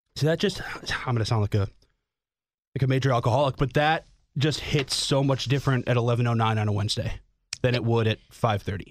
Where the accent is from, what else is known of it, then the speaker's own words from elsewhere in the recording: Schaumburg, Illinois, United States; now in Chicago, United States; growing up in frickin' Schaumburg, like, Northwest Burbs